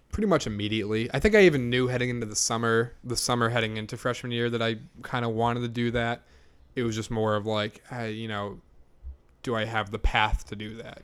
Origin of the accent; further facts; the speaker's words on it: Kingston, Massachusetts, United States; I'm from South Shore, Massachusetts